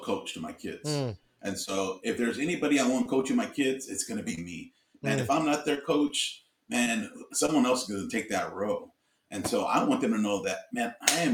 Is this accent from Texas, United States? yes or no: yes; Houston, Texas, United States; I grew up in Houston, Texas